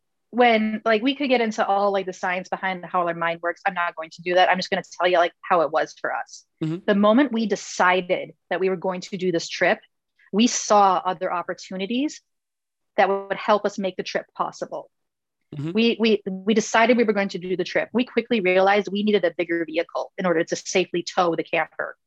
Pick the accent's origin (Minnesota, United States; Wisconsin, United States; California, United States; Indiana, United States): Minnesota, United States; Winter in Minnesota, we're from Minnesota